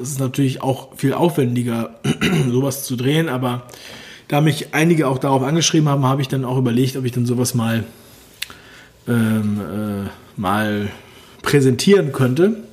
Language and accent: German; Berlin, Germany; Ich bin ja selber aus Ostberlin